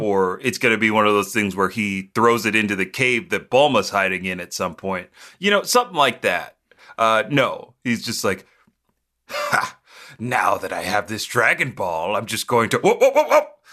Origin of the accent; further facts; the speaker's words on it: United States; being an American